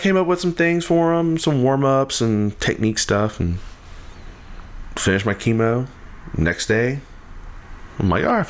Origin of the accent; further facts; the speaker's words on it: Iowa, Louisiana, United States; I'm from Iowa, and he was the band director at Iowa High School and at the middle school whenever I was in elementary school.